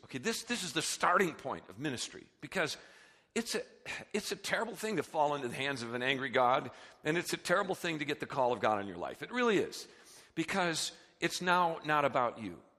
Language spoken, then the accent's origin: English; United States; we're so American, we're so consumer-driven